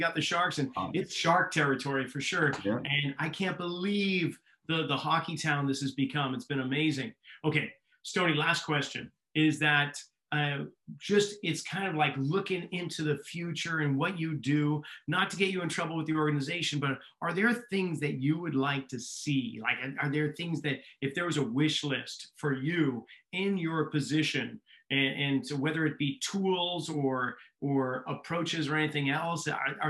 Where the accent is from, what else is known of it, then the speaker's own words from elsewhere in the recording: New England, United States; a little bit different growing up in New England